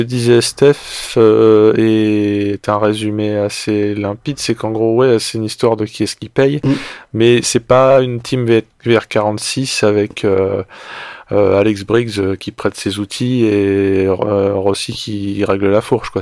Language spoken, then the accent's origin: French; France; nous, en tant que Français